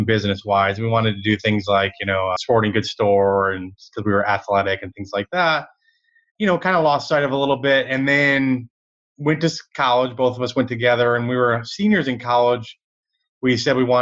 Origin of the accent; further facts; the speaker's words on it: Michigan, United States; now in Dallas, United States; I grew up in Michigan